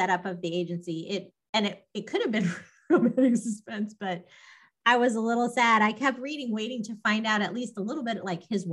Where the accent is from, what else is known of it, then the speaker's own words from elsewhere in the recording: Los Alamos, New Mexico, United States; moved away; I grew up in Los Alamos. My dad worked at the laboratory